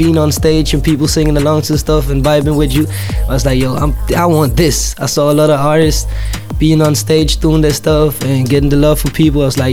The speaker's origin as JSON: {"language": "English", "country": "Denmark", "said": "I'm not from Copenhagen, I'm from the suburbs"}